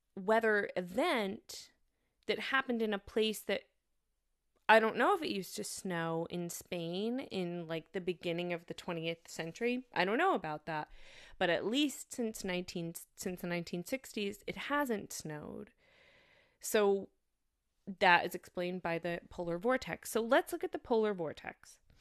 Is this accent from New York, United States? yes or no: yes; New York, United States; moved away as an adult; also born or lived in Massachusetts; now in Germany; I went to school in Massachusetts and I'm from New York